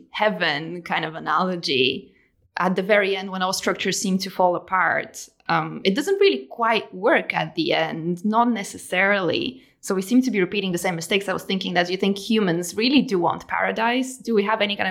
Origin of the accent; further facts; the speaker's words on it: Bulgaria; I come from Bulgaria, that is a post-Soviet state